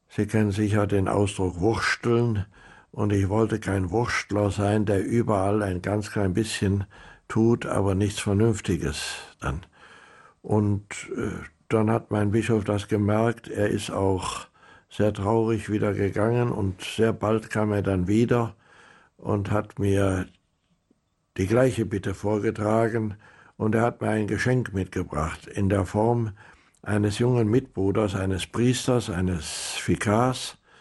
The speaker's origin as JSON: {"language": "German", "region": "Rhineland", "country": "Germany", "also_born_or_lived": "South America", "moved": "as an adult", "said": "Ich bin Rheinländer und die Rheinländer sind vielleicht Frohnaturen, so sagt man"}